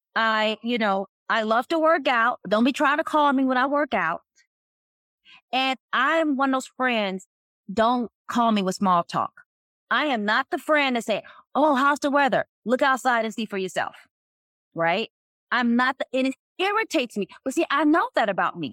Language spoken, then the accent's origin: English; North Carolina, United States; I was raised in North Carolina